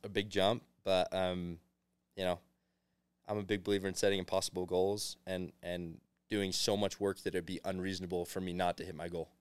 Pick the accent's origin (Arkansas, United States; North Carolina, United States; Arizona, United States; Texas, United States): Arizona, United States; moved away as an adult; now in Provo, United States; I'm from Arizona originally